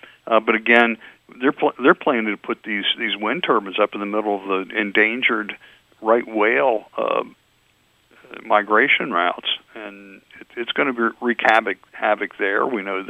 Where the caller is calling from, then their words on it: Virginia, United States; I'm calling you from Virginia today.